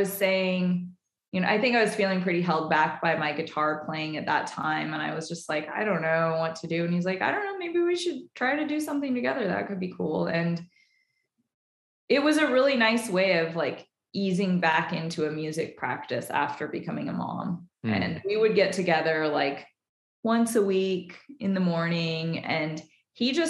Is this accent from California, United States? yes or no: yes; Nevada City, California, United States; moved away; also born or lived in Portland; We're both from Nevada City, California